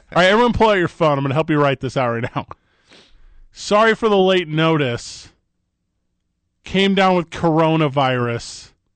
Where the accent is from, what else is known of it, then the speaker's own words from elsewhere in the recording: St. Louis, Missouri, United States; now in Albuquerque, United States; I'm from Saint Louis, Missouri